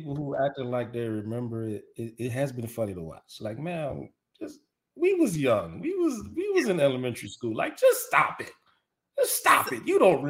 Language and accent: English; Miami, Florida, United States; growing up in Miami, we had a large Jewish community.